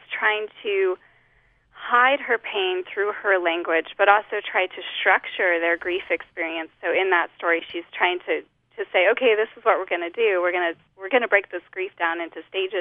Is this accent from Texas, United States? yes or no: no; Holladay, Utah, United States; moved away as an adult; now in Lafayette, United States; I grew up in Holiday